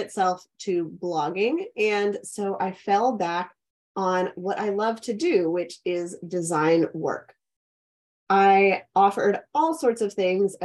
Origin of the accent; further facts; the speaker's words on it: Pittsburgh, Pennsylvania, United States; moved away as an adult; also born or lived in Clemson, South Carolina; now in Richmond, United States; I grew up in Pittsburgh, Pennsylvania